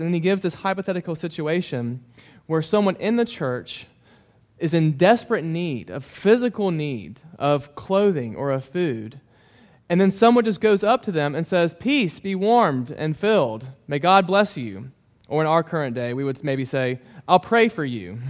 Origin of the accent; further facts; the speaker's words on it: Memphis, Tennessee, United States; moved away as an adult; also born or lived in Mississippi; now in Bowling Green, United States; I grew up in Memphis